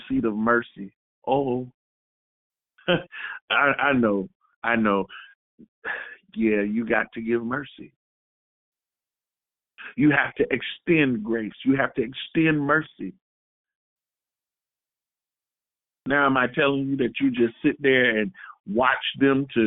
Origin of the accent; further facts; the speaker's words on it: Florida, United States; I'm from Florida